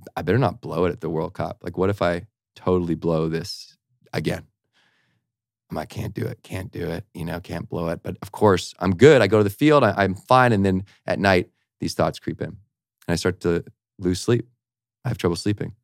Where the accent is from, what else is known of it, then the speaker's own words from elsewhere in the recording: Victoria, British Columbia, Canada; I also had an academic scholarship to university in my hometown, so all my buddies were going to the U Vic where I grew up